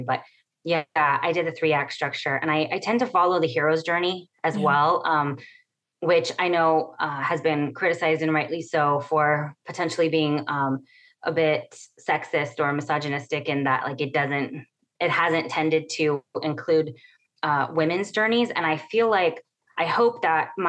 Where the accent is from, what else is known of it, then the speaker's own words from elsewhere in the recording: Imperial Valley, California, United States; now in San Diego, United States; where I grew up in the Imperial Valley, which is on the Mexicali border